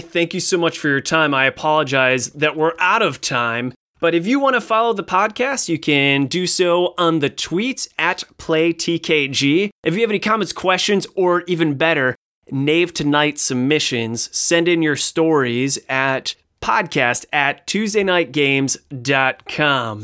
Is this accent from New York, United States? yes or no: no; Ohio, United States; I'm from Ohio